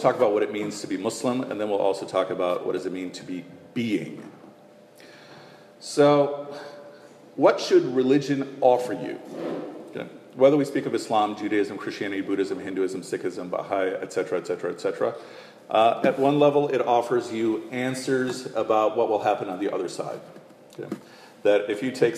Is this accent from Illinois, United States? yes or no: yes; Chicago, Illinois, United States; when I was growing up as a kid in Chicago